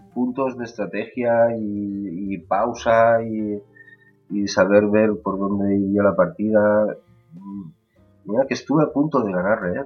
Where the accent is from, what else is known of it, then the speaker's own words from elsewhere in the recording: Catalonia, Spain; soy de Cataluña